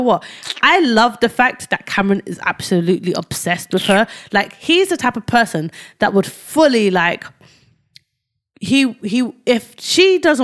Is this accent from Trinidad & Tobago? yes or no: no; London, United Kingdom; I lived in Whitechapel. I was brought up in Whitechapel. I moved out of Whitechapel when I was 14.